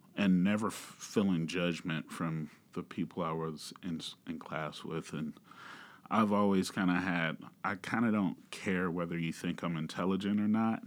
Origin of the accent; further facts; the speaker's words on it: Georgia, United States; also born or lived in Manhattan, Kansas; now in Kansas, United States; I'm originally from Georgia